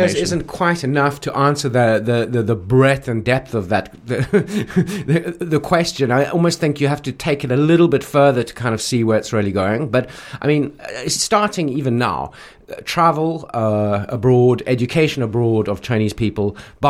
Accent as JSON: {"language": "English", "country": "South Africa", "tie": "born or raised there", "moved": "yes", "lives_now": "Beijing, China", "said": "growing up in South Africa"}